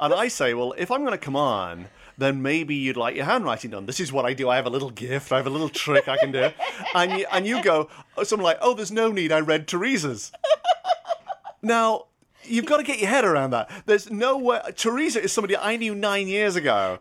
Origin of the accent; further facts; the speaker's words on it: United Kingdom; I'm British, I'm foreign